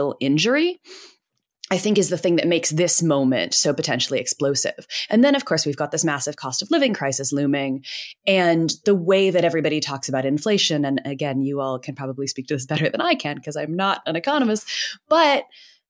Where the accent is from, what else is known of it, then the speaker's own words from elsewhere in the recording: United States; moved away; I'm American.